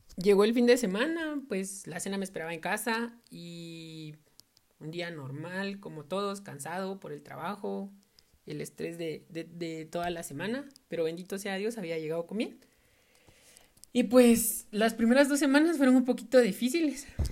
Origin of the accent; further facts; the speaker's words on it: Totonicapán, Guatemala; yo soy de Totonicapán